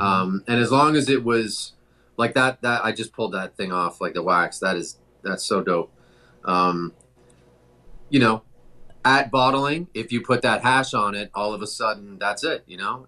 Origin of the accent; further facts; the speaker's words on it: Toronto, Ontario, Canada; moved away; I'm from Toronto originally